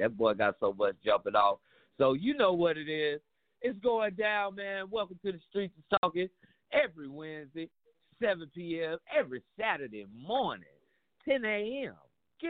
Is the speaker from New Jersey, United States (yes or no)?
no; Dallas, Texas, United States; I'm from Dallas, Texas, man.